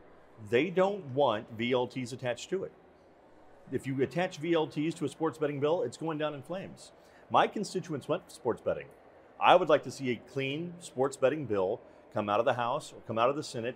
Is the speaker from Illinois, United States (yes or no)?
no; Bowling Green, Missouri, United States; Born and raised in Bowling Green.